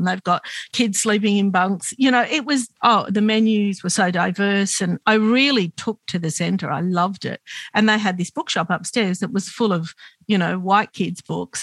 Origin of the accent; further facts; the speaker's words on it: Sydney, New South Wales, Australia; we grew up in Glebe